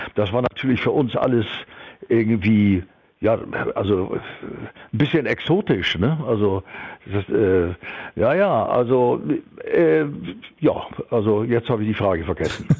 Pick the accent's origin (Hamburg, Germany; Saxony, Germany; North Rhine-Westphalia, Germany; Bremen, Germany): Hamburg, Germany; wir waren ja so, als Jugendliche in Hamburg auf St. Pauli äh, Rock'n'Roll-Fans